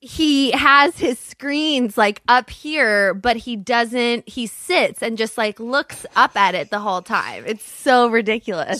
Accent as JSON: {"language": "English", "town": "Los Angeles", "region": "California", "country": "United States", "tie": "born or raised there", "also_born_or_lived": "Studio City, Los Angeles", "said": "I grew up in Brentwood."}